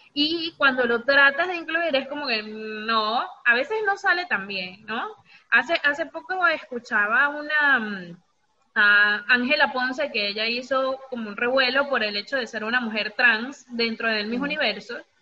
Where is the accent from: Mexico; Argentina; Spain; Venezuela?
Venezuela; yo crecí toda mi vida en Venezuela